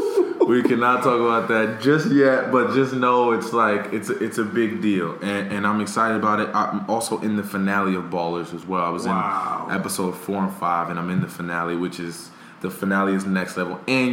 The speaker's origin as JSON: {"language": "English", "town": "Paterson", "region": "New Jersey", "country": "United States", "tie": "born or raised there", "said": "Paterson, New Jersey, Boys and Girls Club, which is my hometown."}